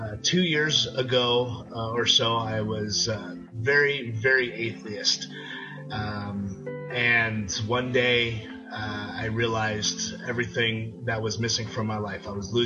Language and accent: English; New York City, New York, United States; now in Plano, United States; I'm from Plano, Texas, originally from New York City. Grew up in the projects, not the nicest of neighborhoods.